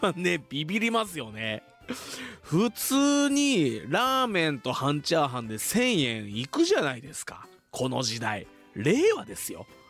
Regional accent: Fuji, Shizuoka, Japan; 生まれも育ちも静岡県富士市

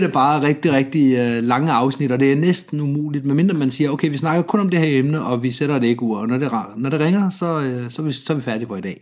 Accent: Denmark; som, som dansker

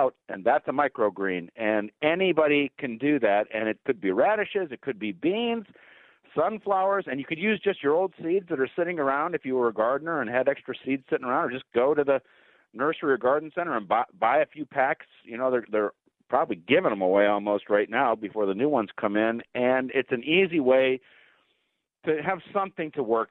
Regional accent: near Cleveland, Ohio, United States; moved away; I grew up near Cleveland

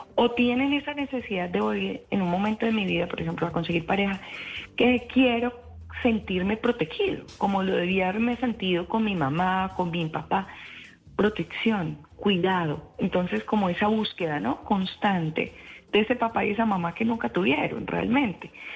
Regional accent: Tolima, Colombia; Yo misma me crié en Tolima

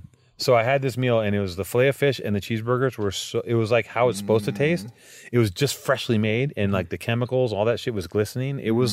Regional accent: Venice, California, United States; I grew up in Venice, so.

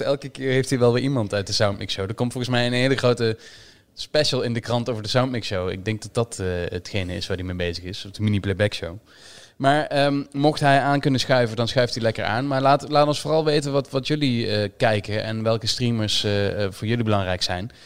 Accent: Limburg, Netherlands; Nu kom ik zelf uit Limburg

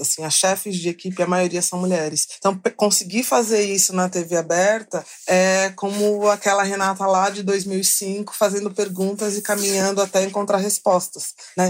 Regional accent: São Paulo, Brazil; eu sou da periferia de São Paulo

